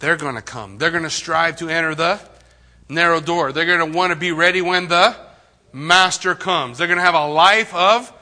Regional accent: United States; I grew up in the United States of America.

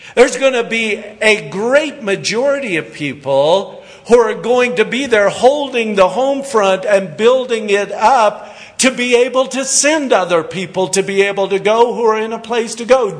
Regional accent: Kansas, United States; also born or lived in Hagerman, Idaho; now in California, United States; I'm actually a farm boy from Kansas, so all you farmers have to like me. I'm a wheat farmer, grew up on a farm in Kansas

